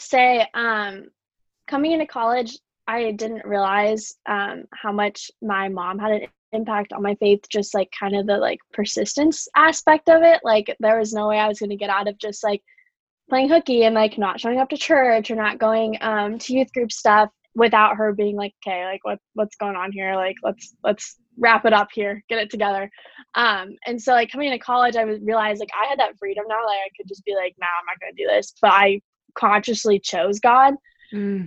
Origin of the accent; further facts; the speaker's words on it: Waukee, Iowa, United States; now in Iowa City, United States; I'm from Waukee